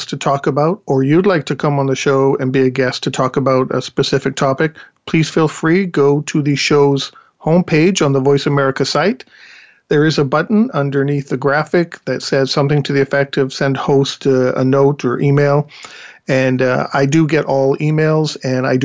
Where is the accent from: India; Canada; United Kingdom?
United Kingdom; England; moved away; I'm actually from England